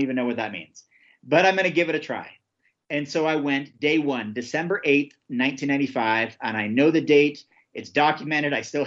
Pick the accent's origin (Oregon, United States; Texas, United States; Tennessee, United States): Oregon, United States; my home state of Oregon